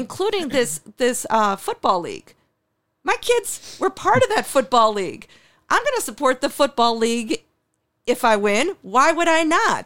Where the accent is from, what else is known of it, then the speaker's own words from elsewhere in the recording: New York City, New York, United States; now in Buffalo, United States; I was born in New York City